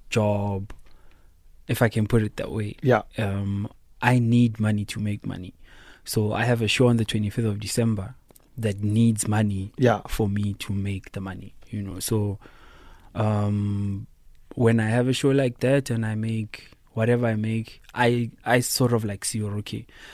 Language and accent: English; Tembisa, Gauteng, South Africa; You know, Gauteng, I'm from Tembisa